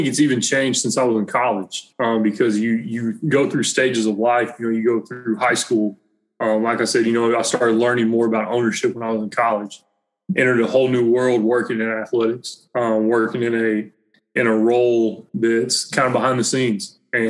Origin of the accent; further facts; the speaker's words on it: Southern United States, United States; growing up in the Bible Belt, growing up doing that, going to church, it was easy to talk the talk